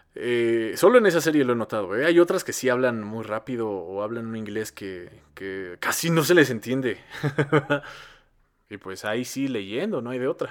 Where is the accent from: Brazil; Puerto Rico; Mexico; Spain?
Mexico; no éramos tantos mexicanos como somos ahora